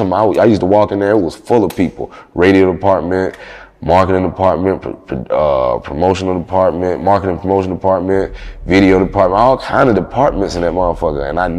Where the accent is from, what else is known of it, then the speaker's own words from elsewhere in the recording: the South, United States; I thought I was supposed to keep it neutral because I'm from the South, you know what I'm saying?